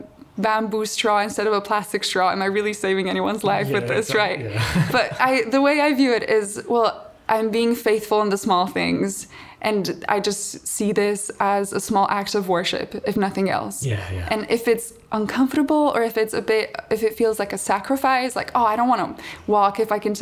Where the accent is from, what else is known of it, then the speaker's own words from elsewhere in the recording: Slovenia; moved away; I'm from Slovenia